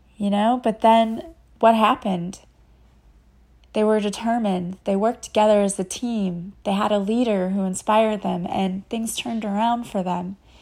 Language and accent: English; Collinsville, Illinois, United States; I am from Collinsville, Illinois, which is a suburb of Saint Louis.